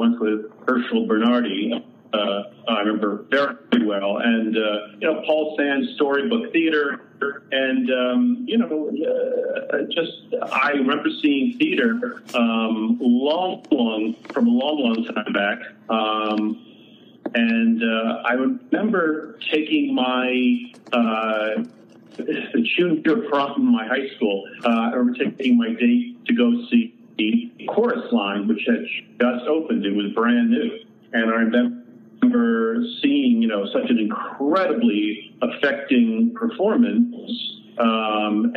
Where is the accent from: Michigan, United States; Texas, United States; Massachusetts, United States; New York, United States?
New York, United States; Long Island; born or raised there